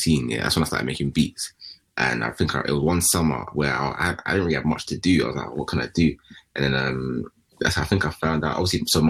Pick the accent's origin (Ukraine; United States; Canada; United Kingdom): United Kingdom; edge of South West London / Surrey; I'm literally on the edge of Southwest London, to where it starts being Surrey. Basically, that's kind of where I grew up in it.